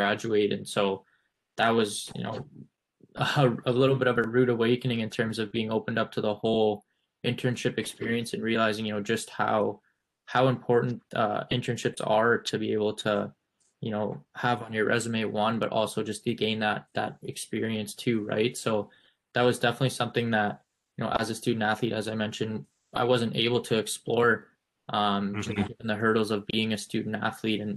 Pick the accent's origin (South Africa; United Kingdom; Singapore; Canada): Canada; moved away; also born or lived in United States; As a Canadian